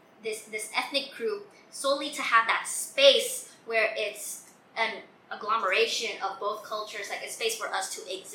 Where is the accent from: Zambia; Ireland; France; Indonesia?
Indonesia; moved away as an adult; now in Los Angeles, United States; growing up in Indonesia, I didn't have Chindo friends or just Indonesian friends, period.